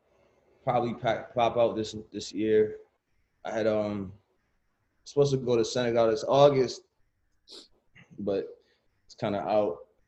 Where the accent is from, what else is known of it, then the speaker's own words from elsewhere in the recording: Nashua, New Hampshire, United States; moved away as an adult; also born or lived in Milford, New Hampshire; now in Los Angeles, United States; I was born in Nashua. My father's born in Dakar.